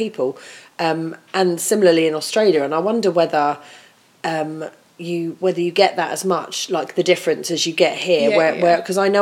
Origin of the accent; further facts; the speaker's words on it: United Kingdom; we as British people